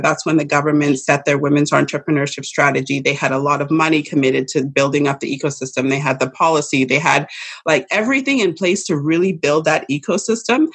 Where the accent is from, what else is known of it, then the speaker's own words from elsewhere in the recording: Saskatchewan, Canada; also born or lived in London, United Kingdom; I was born in Canada. I was born in Saskatchewan.